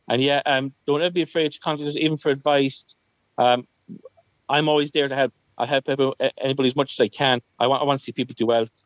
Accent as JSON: {"language": "English", "town": "Northampton", "region": "East Midlands", "country": "United Kingdom", "tie": "born or raised there", "said": "I grew up in Northampton for 12 years."}